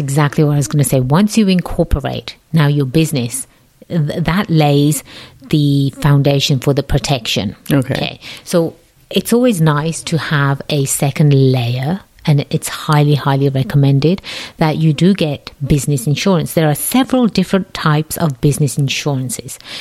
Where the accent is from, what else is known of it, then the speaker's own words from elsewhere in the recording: England, United Kingdom; accent: English; my English accent really isn't a real English accent